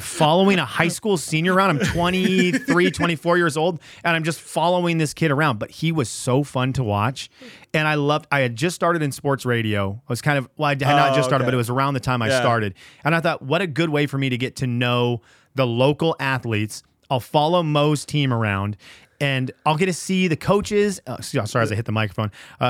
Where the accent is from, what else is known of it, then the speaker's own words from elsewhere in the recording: Venezuela; now in United States; my parents, growing up in Venezuela, they didn't have video game consoles.